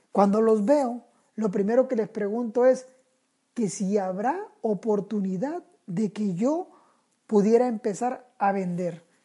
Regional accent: Sinaloa, Mexico; also born or lived in Tijuana; porque hasta eso, soy sinaloense. Y Así llego a Tijuana.

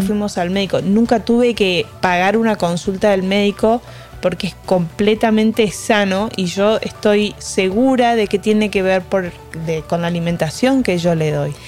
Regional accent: Argentina; moved away; Soy argentina

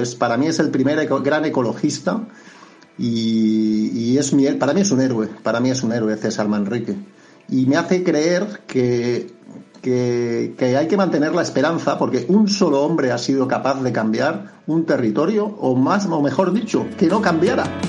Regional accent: Catalonia, Spain; now in Lanzarote, Spain; soy de fuera, soy de Cataluña, pero llevo en Canarias 32 años

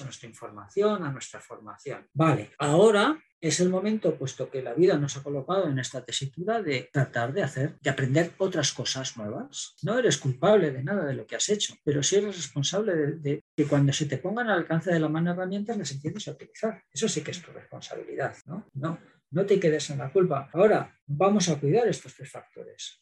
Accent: Zaragoza, Aragon, Spain; yo soy de Zaragoza

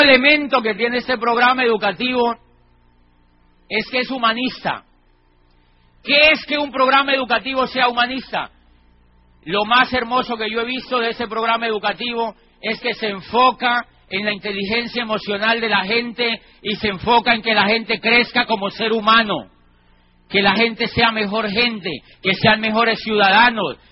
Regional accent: Colombia; Yo trabajaba como rector de una universidad privada en mi país, en una ciudad que queda al sur de Colombia

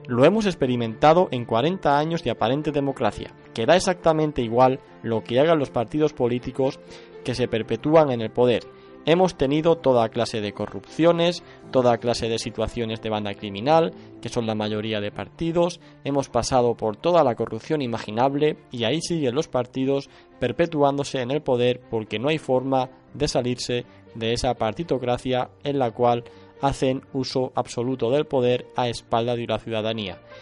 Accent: Spain; vemos los españoles

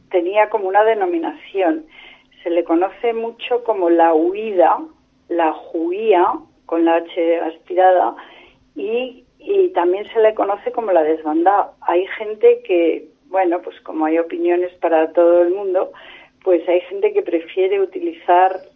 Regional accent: Madrid, Community of Madrid, Spain; also born or lived in Córdoba, Spain; yo eh, nací en Córdoba, Andalucía, pero nos trasladamos a Madrid

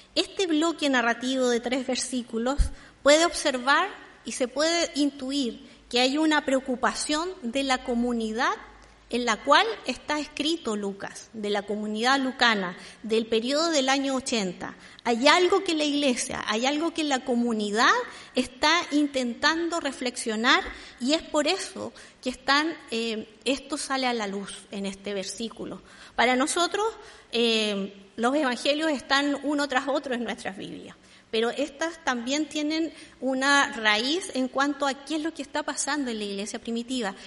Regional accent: Santiago, Santiago Metropolitan Region, Chile; yo soy santiaguina en Santiago

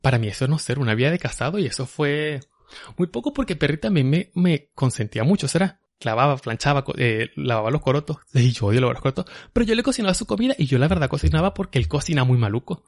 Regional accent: Venezuela; now in New York, United States; nosotros somos ya los venezolanos, somos los nuevos judíos

